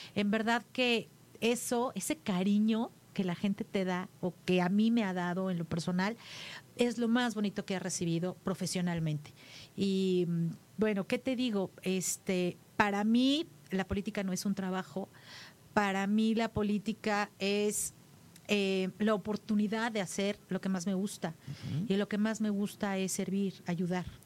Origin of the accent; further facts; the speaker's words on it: Tlalnepantla, State of Mexico, Mexico; Ahí crecí, mi niñez, la viví ahí, al lado de mis padres, con todos mis hermanos